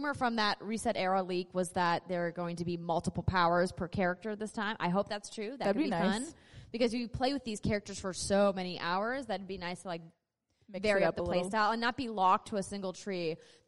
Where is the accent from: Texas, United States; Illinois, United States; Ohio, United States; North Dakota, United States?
North Dakota, United States; accent: North Dakota; Is it my North Dakota accent coming out?